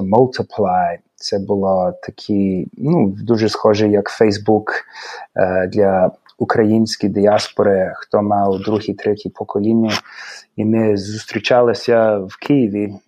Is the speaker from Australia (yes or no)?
yes; Adelaide, South Australia, Australia; Ukrainian is a second language; now in Los Angeles, United States; я народився в Австралії, місто Адалаїда